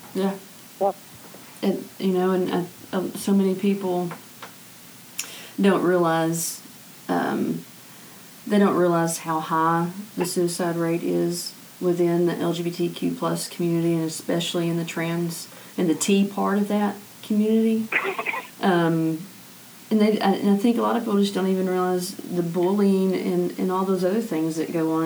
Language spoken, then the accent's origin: English; Arkansas, United States; I grew up in the Missionary Baptist faith um, here in Arkansas